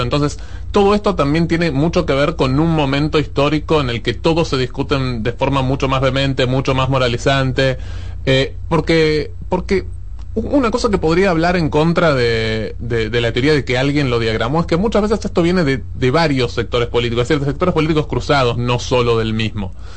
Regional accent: Argentina

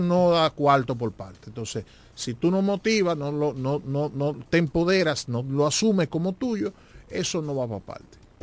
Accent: La Romana, Dominican Republic

